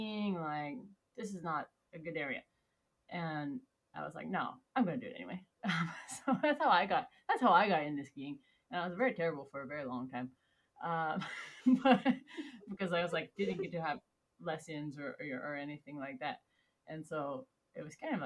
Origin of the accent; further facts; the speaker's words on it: Olympic Peninsula, Washington, United States; now in Alaska, United States; I grew up on the Olympic Peninsula, and so in Washington State.